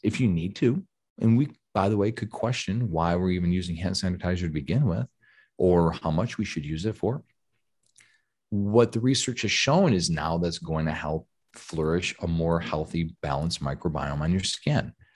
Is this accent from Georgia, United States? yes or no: yes; Georgia, United States; we're from Georgia, tons of Southern Baptist people in the area.